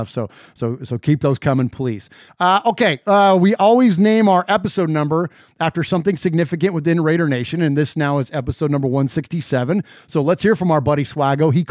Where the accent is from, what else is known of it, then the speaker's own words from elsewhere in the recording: San Jose, California, United States; So, my hometown of San Jose, uh, California.